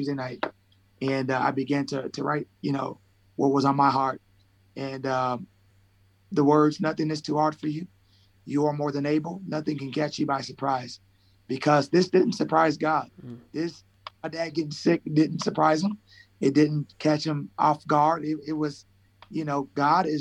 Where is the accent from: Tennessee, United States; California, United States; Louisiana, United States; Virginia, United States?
California, United States; Colton; also born or lived in Fresno, California; I am here right now, specifically in Colton, California. So we are about an hour east of Los Angeles. I grew up here in the same area. I was born in Fresno, California